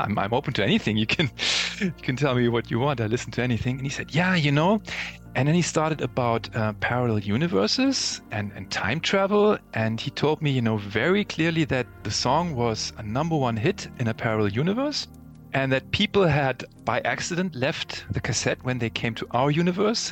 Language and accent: English; Chicago, Illinois, United States; I actually lived and I grew up in Chicago, and this was in the 80s